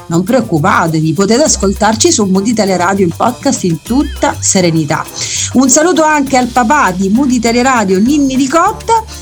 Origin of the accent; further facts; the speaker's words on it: Sicily, Italy; io da siciliana mi sento sempre più orgogliosa di far parte di questa splendida terra